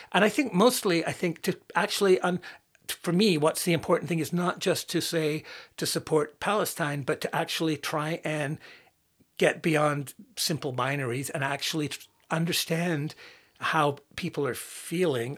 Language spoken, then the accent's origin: English; Northern Ireland, United Kingdom; growing up in Northern Ireland during the Troubles